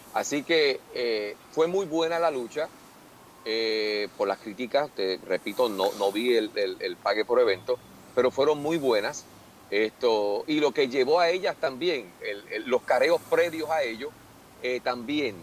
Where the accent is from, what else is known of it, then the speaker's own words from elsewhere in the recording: Puerto Rico; yo como, como, puertorriqueño